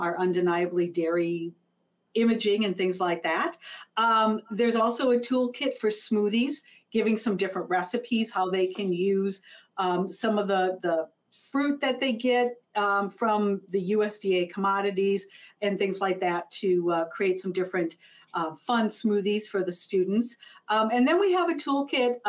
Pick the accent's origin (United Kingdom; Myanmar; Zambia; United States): United States; Minnesota; I'm from Minnesota, I live in Minneapolis